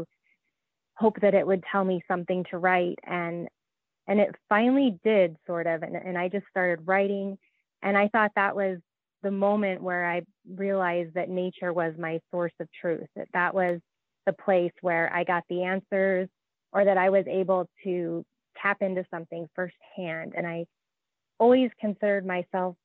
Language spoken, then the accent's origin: English; Alaska, United States; I grew up in Alaska also